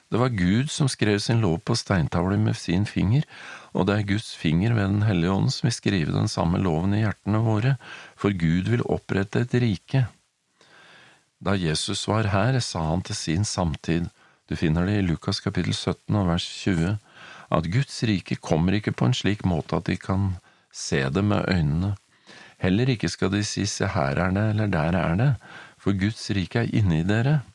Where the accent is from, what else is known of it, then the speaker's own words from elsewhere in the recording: Norway; now in United States; Selv om jeg er i USA, så er jeg norsk. Jeg har norsk pass.